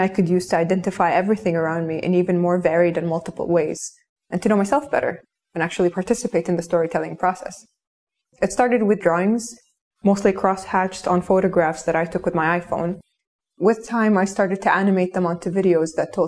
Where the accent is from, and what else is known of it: Kuwait; born or raised there